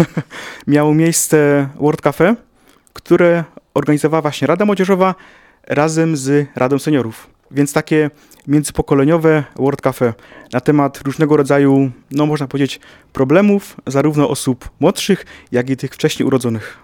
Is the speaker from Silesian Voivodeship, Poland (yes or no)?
yes; Ruda Śląska, Silesian Voivodeship, Poland; Ja pochodzę z, mia z miasta sąsiedniego, czyli z Rudy Śląskiej